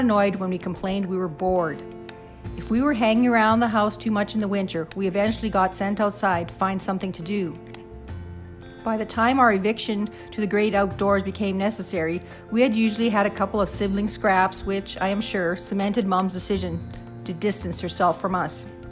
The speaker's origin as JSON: {"language": "English", "region": "Saskatchewan prairie", "country": "Canada", "tie": "born or raised there", "said": "As kids growing up on the Saskatchewan prairie in the 60s and 70s"}